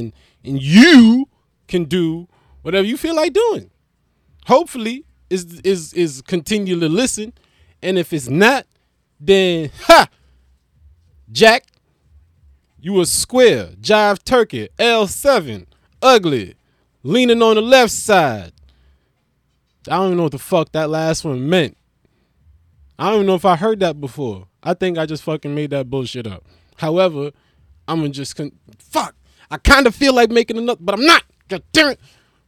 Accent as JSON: {"language": "English", "town": "Melbourne", "region": "Victoria", "country": "Australia", "said": "was gonna say I'm from Melbourne, Australia, but I don't sound like an Australian. But suppose, right? I'm still from Melbourne, but I don't sound Australian because I was like, I grew up in like a Brooklyn."}